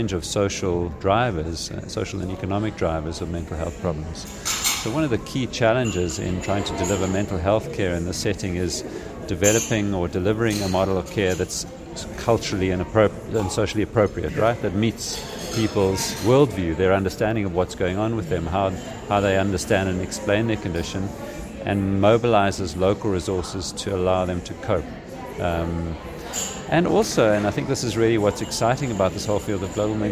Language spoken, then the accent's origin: English; South Africa; I'm from South Africa, I live in Cape Town